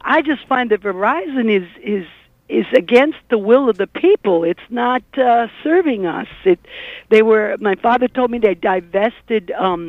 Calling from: Brooklyn, New York, United States; From Brooklyn, this is ….

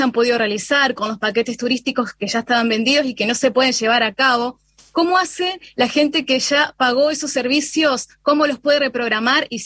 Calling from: Paraná, Entre Ríos, Argentina; esta entrevista desde Paraná, Entre Ríos.

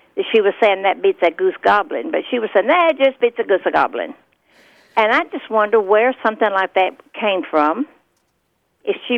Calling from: Azle, Texas, United States; I'm calling from Azle, Texas

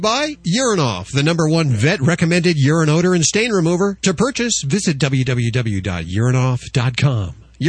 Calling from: southern Utah, United States; I'm calling you from Utah, southern Utah

